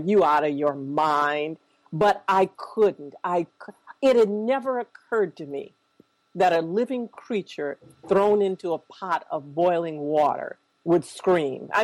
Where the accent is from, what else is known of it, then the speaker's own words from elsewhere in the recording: Minneapolis, Minnesota, United States; I grew up here in Minneapolis